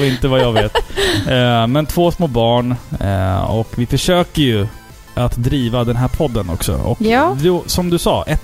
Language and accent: Swedish; Sweden; accent: Standard Swedish; jag pratar ju rikssvenska.